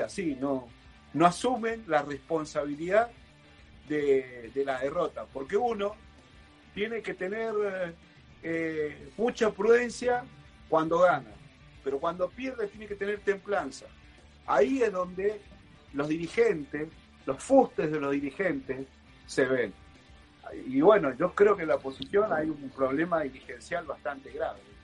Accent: Guaymallén, Mendoza, Argentina; yo soy de Guaymallén. En mi departamento

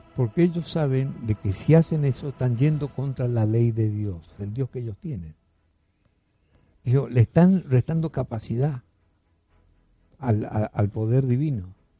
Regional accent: Argentina; como argentino.

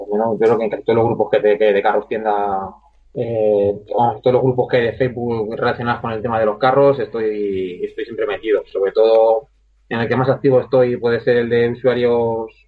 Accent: Madrid, Community of Madrid, Spain; nosotros somos de Madrid

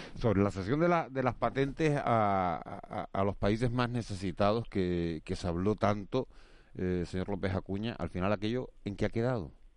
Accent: Canary Islands, Spain; los canarios

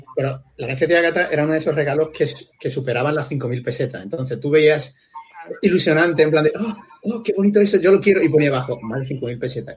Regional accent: La Palma, Canary Islands, Spain; en mi pueblo, en La Palma

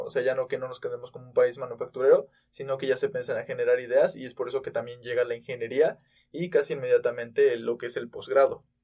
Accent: Tulancingo, Hidalgo, Mexico; now in Querétaro, Mexico; yo también vengo de Tulancingo Hidalgo

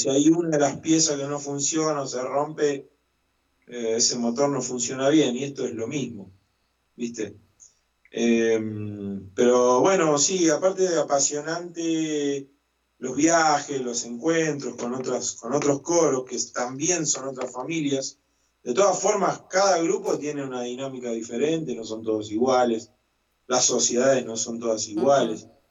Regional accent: Las Parejas, Santa Fe, Argentina; now in El Trébol, Argentina; En las parejas, en mi ciudad natal

